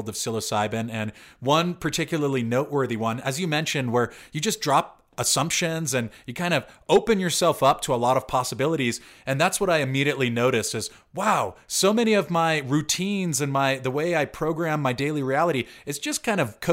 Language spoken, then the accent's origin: English; Southern California, United States; also born or lived in San Francisco; growing up in Southern California